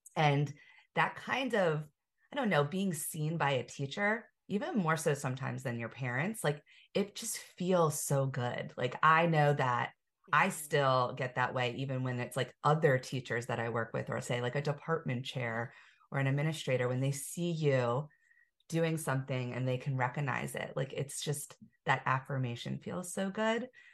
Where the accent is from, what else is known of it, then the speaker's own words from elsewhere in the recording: Pennsylvania, United States; we're both from Pennsylvania